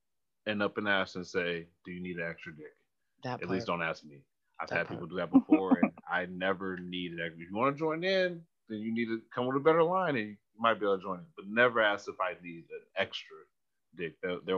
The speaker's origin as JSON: {"language": "English", "area": "Bay Area", "region": "California", "country": "United States", "said": "I'm from the Bay Area"}